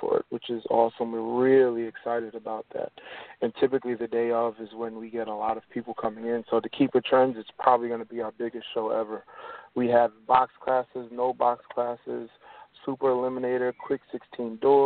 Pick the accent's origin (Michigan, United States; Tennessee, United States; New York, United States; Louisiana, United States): New York, United States; I'm a New Yorker, I'm a native New Yorker, so Englishtown was my local racetrack, so I used to go there all the time when I was younger